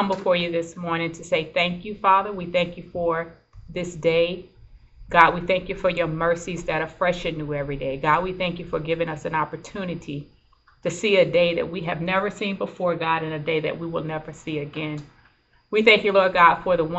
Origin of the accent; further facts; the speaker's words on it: Mount Dora, Florida, United States; moved away as an adult; also born or lived in Eustis, Florida; now in Tampa, United States; I'm from Mount Dora, Florida, which is about 100 miles from here in Florida. Born and raised in that area